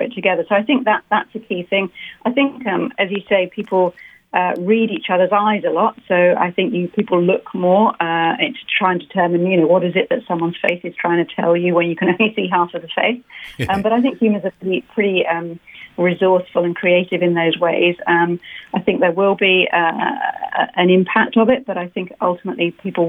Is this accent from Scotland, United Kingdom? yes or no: no; London, United Kingdom; moved away; I'm from London